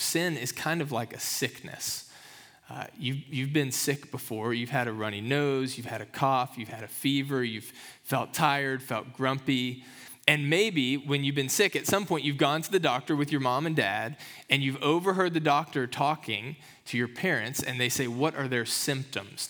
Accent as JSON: {"language": "English", "region": "Kentucky", "country": "United States", "tie": "born or raised there", "moved": "yes", "said": "growing up in Kentucky"}